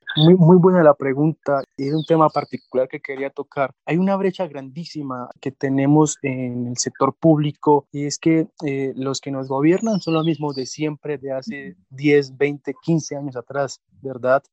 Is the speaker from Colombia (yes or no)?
yes; Colombia; Colombia es un país afortunado por todo. Somos ricos en biodiversidad